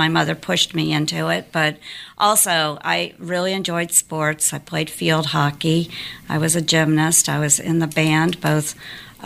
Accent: Stroudsburg, Pennsylvania, United States; now in Georgia, United States; I grew up in the Pocono Mountains in Stroudsburg, Pennsylvania

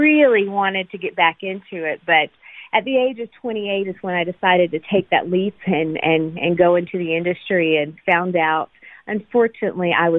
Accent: Panama City Beach, Florida, United States; moved away as an adult; also born or lived in Atlanta, Georgia; now in Nashville, United States; I was born in Atlanta, Georgia, and adopted at birth. And I, for the most part, I was raised in Panama City Beach, Florida, and ended up in Nashville, Tennessee, where I am now

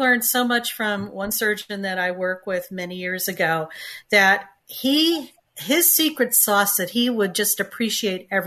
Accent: Connecticut, United States; I grew up in Connecticut, and I'm one of four children

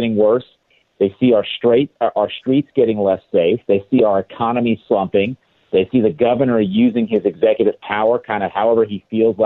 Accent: Southern California, United States; now in Northern California, United States; I grew up in Southern California. I live in Northern California now.

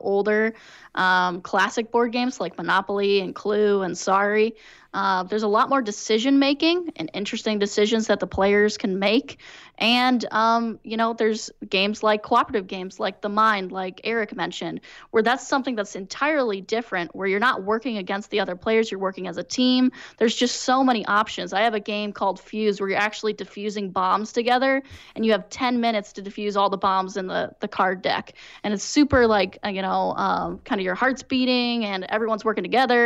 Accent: St. Louis, Missouri, United States; I'm from the St. Louis region

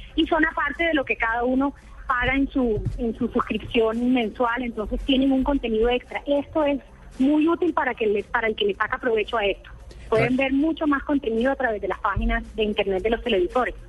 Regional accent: Barranquilla, Atlántico, Colombia; Yo soy de Barranquilla.

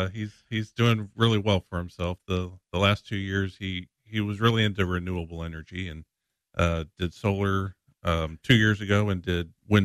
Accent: Springfield, Illinois, United States; Born and raised in the Springfield area. I actually was born, my parents lived in Northgate.

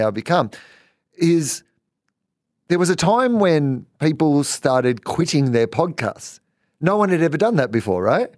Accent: East Gippsland, Victoria, Australia; I grew up in East, East Gippsland

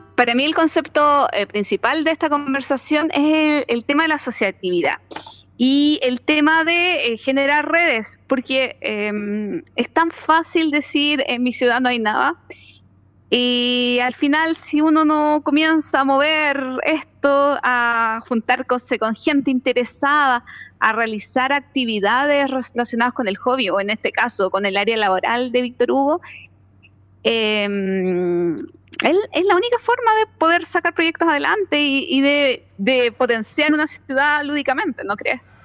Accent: Chile

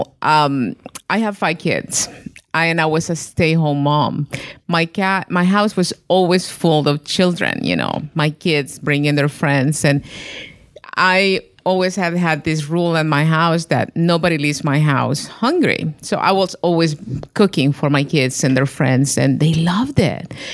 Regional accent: Honduras; moved away as an adult; now in Virginia, United States; I'm from Honduras

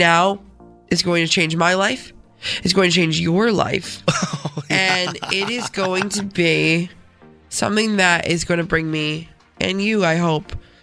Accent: Rochester, New York, United States; accent: Rochesterian; I'm from Rochester

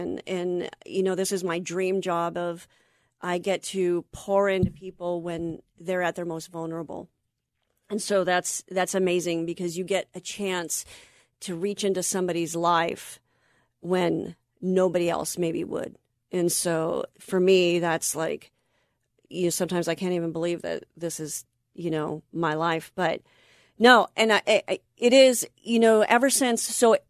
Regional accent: Anaheim, California, United States; I was raised in Orange County. I'm an Anaheim girl, so I'm an Orange County girl.

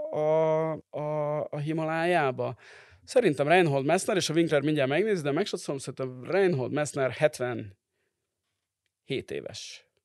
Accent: Hungary; majd én mondom, hogy magyar vagyok

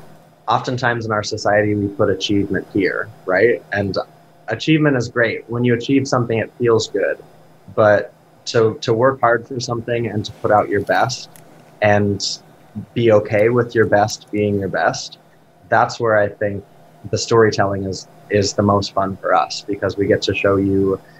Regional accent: Rocky Mountains, United States; And I'm from, I grew up in the Rockies.

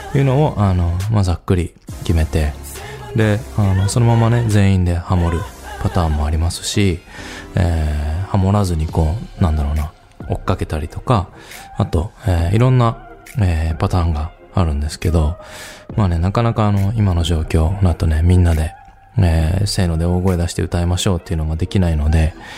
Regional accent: Nagato, Yamaguchi, Japan; 出身が山口県の長門市カつくっていう場所

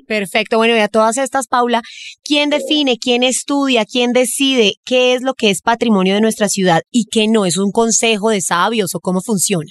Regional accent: Bogotá, Colombia; cachaca de pura cepa

